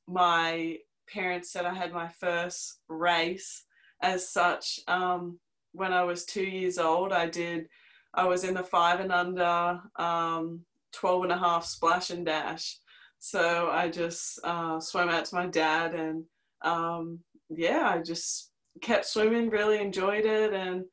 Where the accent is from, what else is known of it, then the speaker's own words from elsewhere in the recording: Newcastle, New South Wales, Australia; moved away as an adult; also born or lived in Ohio, United States; I'm from Newcastle. I'm one of four children. I'm the baby.